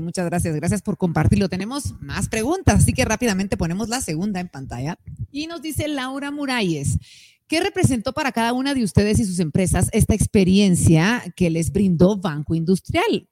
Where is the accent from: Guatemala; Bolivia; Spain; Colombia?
Guatemala